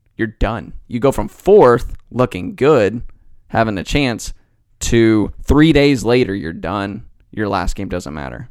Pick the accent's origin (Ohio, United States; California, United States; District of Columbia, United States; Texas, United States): Texas, United States; Dallas; I'm from Dallas